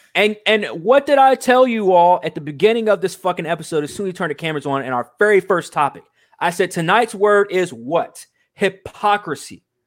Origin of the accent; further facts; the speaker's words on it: United States; I'm proud to be from America